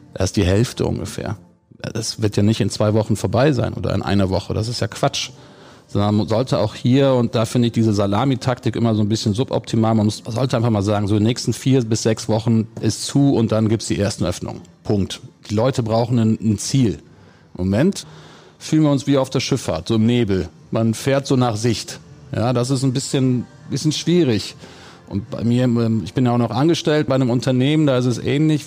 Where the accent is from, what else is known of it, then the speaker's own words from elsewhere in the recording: Gummersbach, North Rhine-Westphalia, Germany; wenn man früher im Oberbergischen groß geworden ist und ich bin in Gummersbach geboren